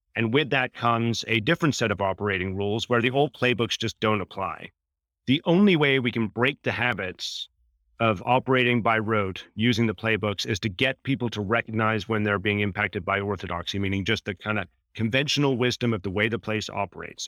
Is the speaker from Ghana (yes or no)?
no; Canada; fellow Canadian